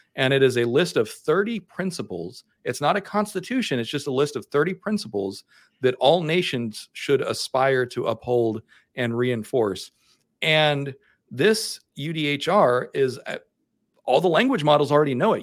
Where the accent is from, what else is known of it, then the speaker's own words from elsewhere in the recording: the American South, United States; I'm from the American South and we have rednecks here